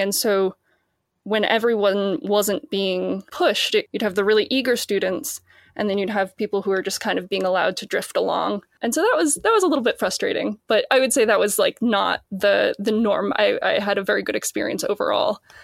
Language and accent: English; Boston, Massachusetts, United States; I'm from Boston, Massachusetts